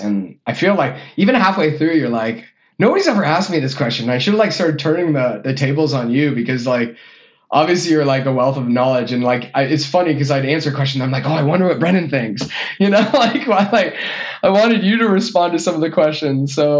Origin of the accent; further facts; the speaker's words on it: Canada; now in Illinois, United States; And then I'm from Canada. Ooh. I live in Illinois, so I'm going home for Christmas.